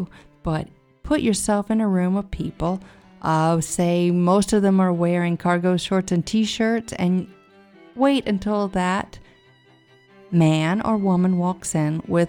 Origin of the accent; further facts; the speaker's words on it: United States; I'm American